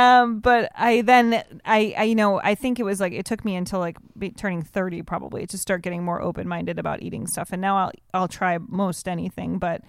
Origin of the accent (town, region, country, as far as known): Evanston, Illinois, United States; born or raised there